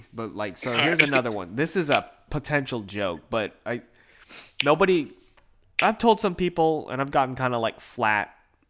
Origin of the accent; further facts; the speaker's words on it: Philippines; And I'm Filipino, you know, so it's very off-putting.